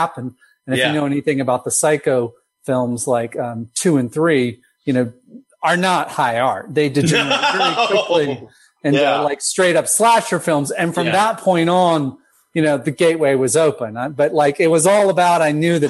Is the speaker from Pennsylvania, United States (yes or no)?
no; Asheboro, North Carolina, United States; We grew up in North Carolina in a small town called Asheboro